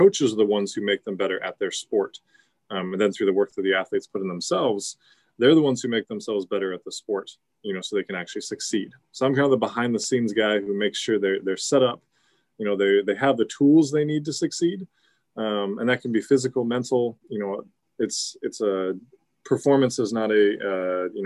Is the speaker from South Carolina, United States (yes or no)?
no; Silverdale, Washington, United States; also born or lived in Fife, Washington / Centralia, Washington; I grew up in Silverdale and was there until about high school. We moved to Fife